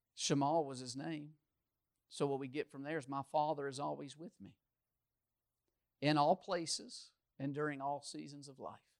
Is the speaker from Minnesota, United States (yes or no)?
no; Louisville, Kentucky, United States; moved away; I grew up in Louisville, the largest city in Kentucky